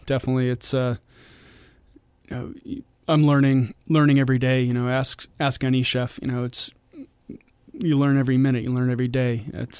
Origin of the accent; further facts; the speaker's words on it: Milford, New Hampshire, United States; I'm from Milford, but, yeah, you know, I'm a New Hampshire boy.